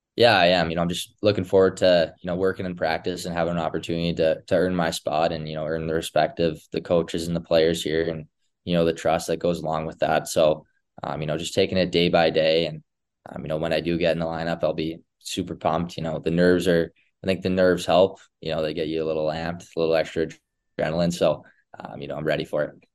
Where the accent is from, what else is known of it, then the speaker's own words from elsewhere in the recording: Edmonton, Alberta, Canada; all of us just growing up around Edmonton